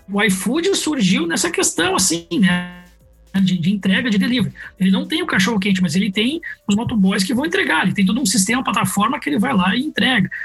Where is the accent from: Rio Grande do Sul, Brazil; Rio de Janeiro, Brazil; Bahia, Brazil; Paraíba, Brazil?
Rio Grande do Sul, Brazil; Porto Alegre; Sou gaúcho, sou natural de Porto Alegre